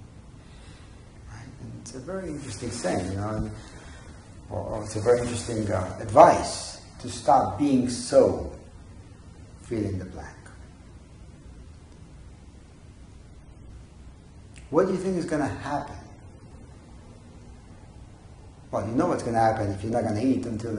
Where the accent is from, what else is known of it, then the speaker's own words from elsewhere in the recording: Israel; I remember growing up in Israel